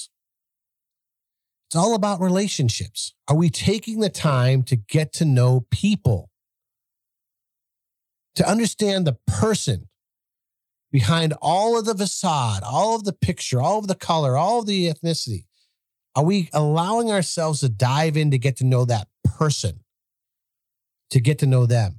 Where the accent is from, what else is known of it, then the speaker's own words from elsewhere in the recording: south of Boston, Massachusetts, United States; moved away as an adult; I'm from Massachusetts. I grew up in some shithole projects